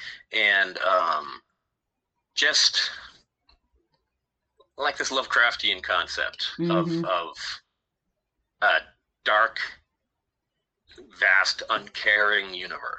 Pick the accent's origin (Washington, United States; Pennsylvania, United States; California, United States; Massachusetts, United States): Massachusetts, United States; Danvers; also born or lived in Gloucester, Massachusetts; I grew up in Danvers, town over from Salem.